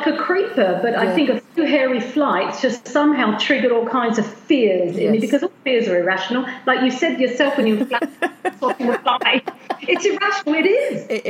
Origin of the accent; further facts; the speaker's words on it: United States; born there; so I was born in America, and I've always traveled all my life, traveled from one state to another. We immigrated here, and I'm always going back and forth.